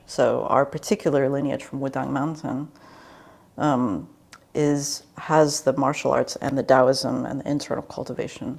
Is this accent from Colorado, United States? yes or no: no; D.C. Baltimore area, Maryland, United States; now in California, United States; I grew up in the East Coast in the D.C. Baltimore area